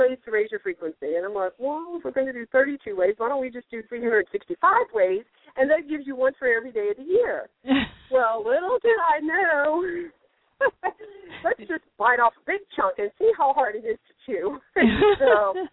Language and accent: English; the Bible Belt, the South, United States; also born or lived in North Carolina; now in Florida, United States; I grew up in the Bible Belt